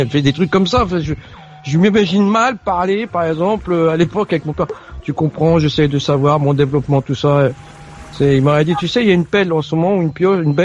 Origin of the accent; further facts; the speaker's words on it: France; born there; moi, je suis né en France, donc j'ai pas connu ce que mon père a vécu et mes parents ont vécu.